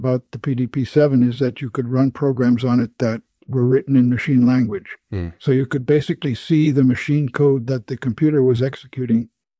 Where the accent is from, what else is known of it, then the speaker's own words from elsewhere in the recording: Minneapolis, Minnesota, United States; born there; I was born in 1934 in Minneapolis, Minnesota.